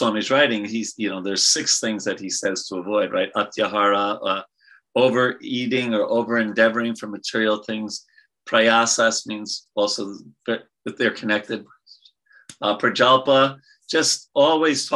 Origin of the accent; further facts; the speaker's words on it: New York, United States; I'm from New York.